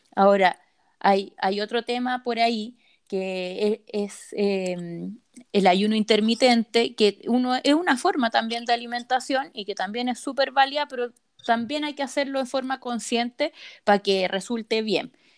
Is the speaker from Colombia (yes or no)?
no; Rancagua, O'Higgins, Chile; yo soy de Rancagua y mi abuelita vive en Santa Cruz